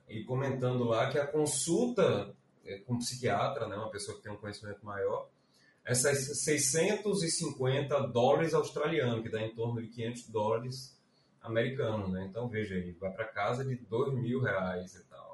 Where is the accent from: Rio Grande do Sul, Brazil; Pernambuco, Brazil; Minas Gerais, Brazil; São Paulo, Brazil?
Pernambuco, Brazil; Recife; also born or lived in Salvador; Eu nasci em Salvador, é, com dois anos de idade vim para Recife